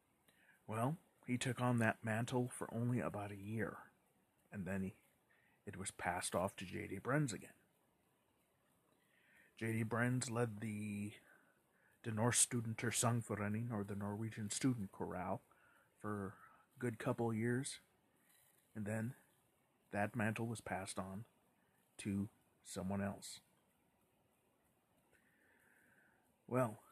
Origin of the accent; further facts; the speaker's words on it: Midwest, United States; I'm from the Midwest